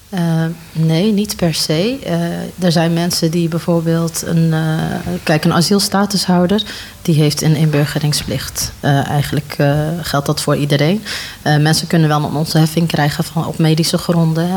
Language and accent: Dutch; 's-Hertogenbosch, North Brabant, Netherlands; ik eh, ben eh, geboren en opgegroeid in Den Bosch